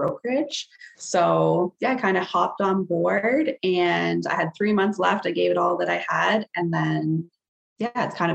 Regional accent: Sarnia, Ontario, Canada; I was born and raised in Sarnia, Ontario. Still live

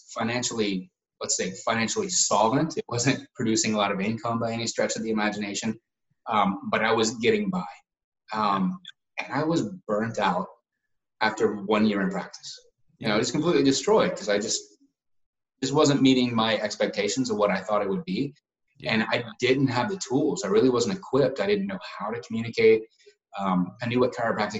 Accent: Asheville, North Carolina, United States; moved away as an adult; also born or lived in Dallas, Texas; my hometown in Asheville, North Carolina

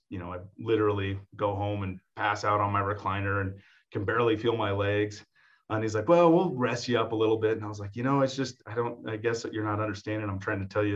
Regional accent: Mahomet, Illinois, United States; now in Laramie, United States; growing up in Mahomet, you know, I really grew up in a setting where, you know your neighbor, people say hi to you when you're walking down the street

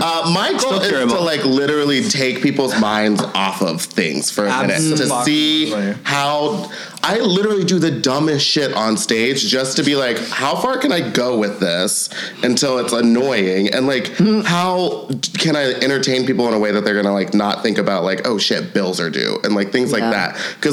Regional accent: London, United Kingdom; also born or lived in Norway / Egypt; So my parents, like when I grew up, we grew up all over the world. Like I grew up in London, Norway, and Egypt.

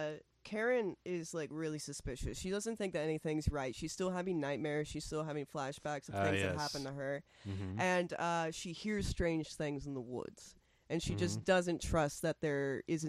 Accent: Florida, United States; I'm from Florida, so everything's north to me

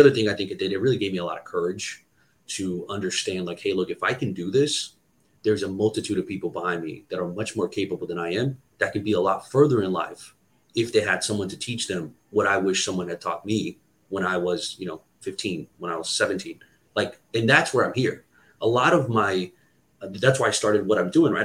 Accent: Brazil; English is a second language; now in United States; I was born and raised in Brazil

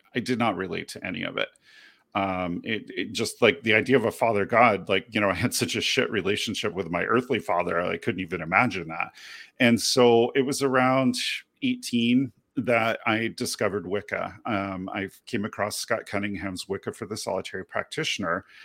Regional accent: United Kingdom; as a young child growing up in Great Britain

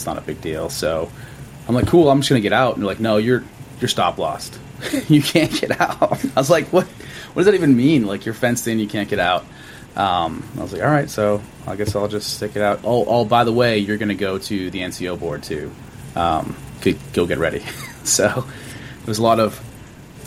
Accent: Massachusetts, United States; moved away as an adult; I'm from Massachusetts originally

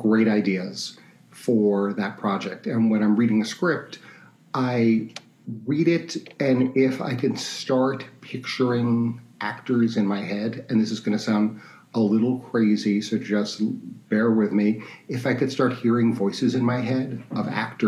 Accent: New York City, New York, United States; I'm from New York City, and I went to school. I went to Queens College

